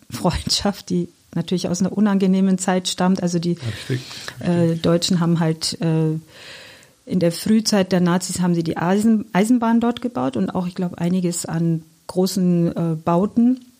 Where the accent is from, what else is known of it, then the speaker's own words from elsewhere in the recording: Iran; German is a second language; now in Germany; Also die Stadt okay. ist leider überhaupt nichts mehr mit dem zu tun, wo ich groß geworden bin. Dennoch, ähm, die Menschen sind gleich. Also ich finde, das, was sich nicht verändert hat, ist diese Herzlichkeit, diese Liebenswürdigkeit, diese Gastfreundschaft der Menschen. Also das, das Wertvollste im Iran sind die Menschen.